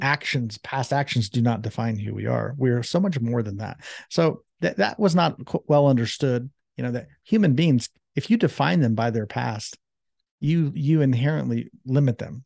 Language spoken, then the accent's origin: English; Columbus, Ohio, United States; that's where I was born and raised in Columbus, Ohio